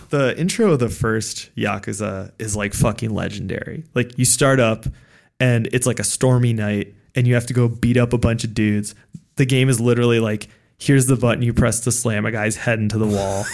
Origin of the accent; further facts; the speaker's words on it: United States; as a American playing this game